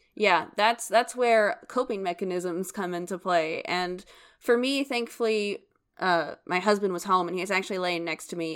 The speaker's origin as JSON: {"language": "English", "country": "United States", "said": "we're American"}